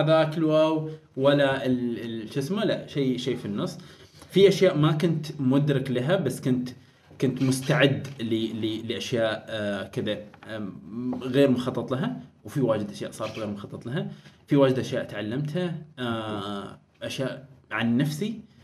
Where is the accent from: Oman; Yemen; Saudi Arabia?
Oman; بيتنا ما قريتنا ما بس يعني عمان